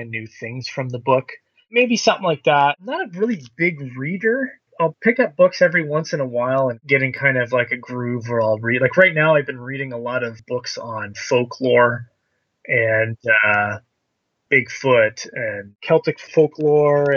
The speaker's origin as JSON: {"language": "English", "country": "Canada", "tie": "born or raised there", "said": "Being a Canadian kid growing up"}